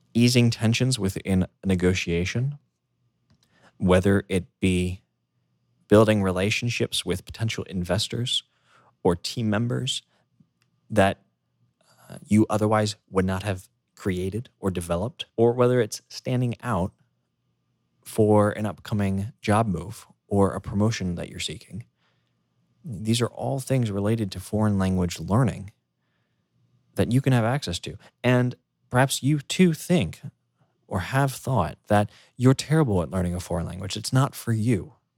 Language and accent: English; United States; first language English; moved away; growing up in the United States, living there